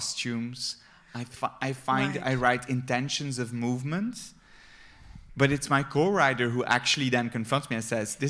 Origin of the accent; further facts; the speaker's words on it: Flemish countryside, Flanders, Belgium; I grew up on the Flemish countryside among flowers